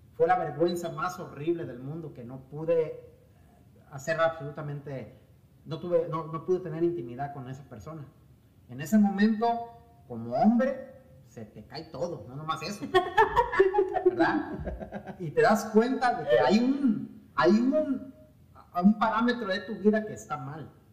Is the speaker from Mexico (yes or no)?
yes; Mexico; nosotros como mexicanos, y voy a hablar de mí, de, mi cultura, de mi raza